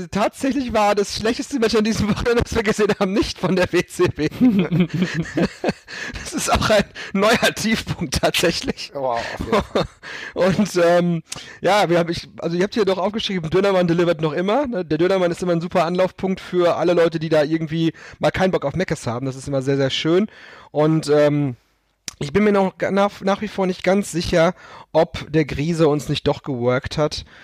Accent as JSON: {"language": "German", "country": "Germany", "said": "natürlich wissen wir als Deutsche, dass äh, David Hasselhoff, unser Landsmann, die äh, Berliner Mauer zum Einsturz gebracht hat."}